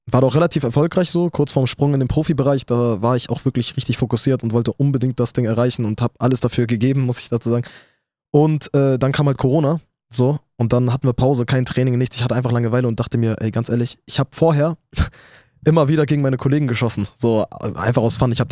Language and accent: German; Iraq; Dann zwischendurch war ich sogar Nationalspieler vom Irak, also von meiner Heimat, wurde ich eingeladen.